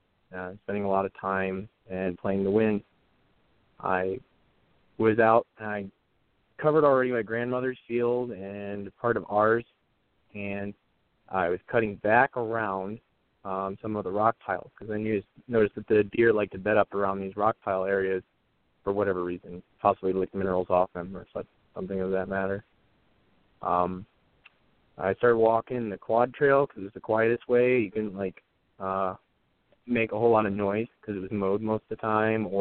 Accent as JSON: {"language": "English", "region": "Michigan", "country": "United States", "tie": "born or raised there", "said": "I was born in Michigan, middle of nowhere, small town. Didn't really see or do a whole lot. I just grew up in the country"}